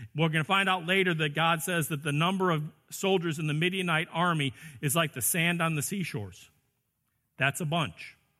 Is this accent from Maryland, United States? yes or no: no; Chicago, Illinois, United States; I grew up in the Chicago area in the sixties and seventies